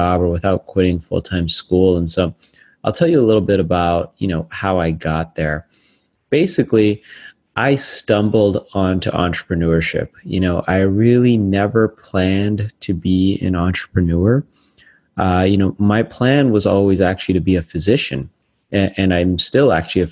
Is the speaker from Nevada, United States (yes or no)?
yes; Las Vegas, Nevada, United States; my hometown of Las Vegas